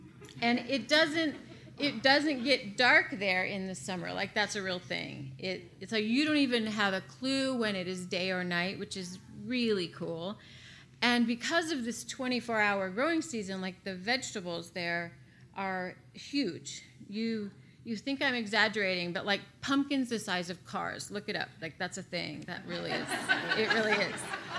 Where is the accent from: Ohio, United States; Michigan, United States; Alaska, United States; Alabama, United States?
Alaska, United States; Wasilla; moved away as an adult; now in St. Louis, United States; I grew up in Alaska.